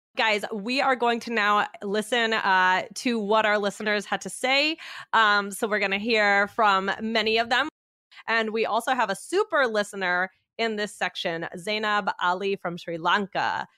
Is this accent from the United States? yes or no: no; Taiwan; English is a second language; i'm from taiwan